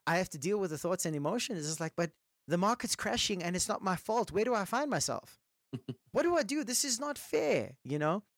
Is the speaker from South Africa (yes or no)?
yes; Johannesburg, Gauteng, South Africa; we're from South Africa, Johannesburg